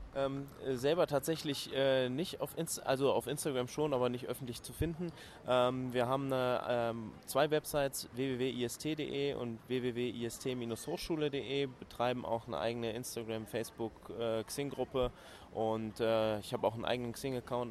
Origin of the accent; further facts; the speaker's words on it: Cologne, North Rhine-Westphalia, Germany; ich bin Kölner